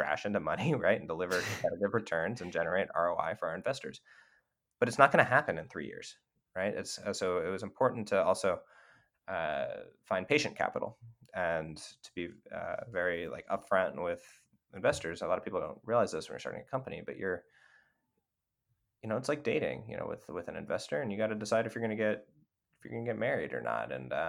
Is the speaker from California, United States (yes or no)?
yes; California, United States; You know, we're from Northern California.